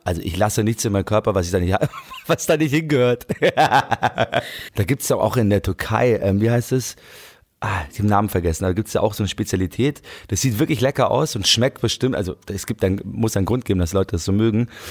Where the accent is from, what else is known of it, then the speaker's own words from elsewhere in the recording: Munich, Bavaria, Germany; München muss ich echt sagen, ich liebe meine Heimatstadt